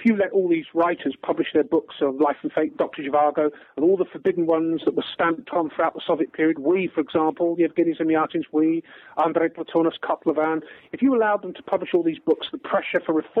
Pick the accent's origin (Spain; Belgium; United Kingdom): United Kingdom; England; I'm English